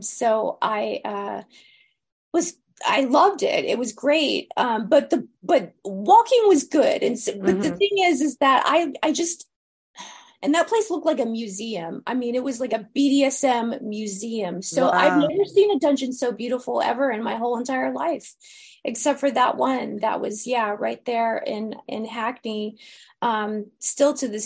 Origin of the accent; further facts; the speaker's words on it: United States; now in Los Angeles, United States; I was from America